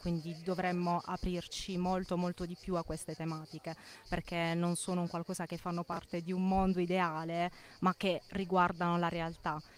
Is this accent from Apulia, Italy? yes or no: yes; Bari, Apulia, Italy; Da Bari e studio a Bari